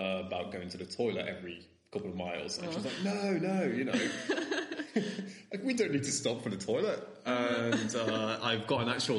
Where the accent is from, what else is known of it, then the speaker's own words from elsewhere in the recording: Nottingham, East Midlands, United Kingdom; moved away as an adult; now in Vilnius, Lithuania; I'm from Nottingham in England, and I have been living in Vilnius for about 4.5 years now